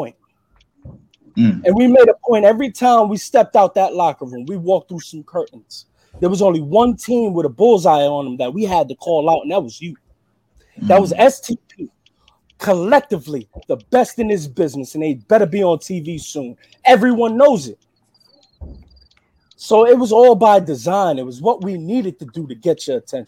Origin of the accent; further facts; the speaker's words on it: New York, United States; I'm from New York. We got a thing about ghost riders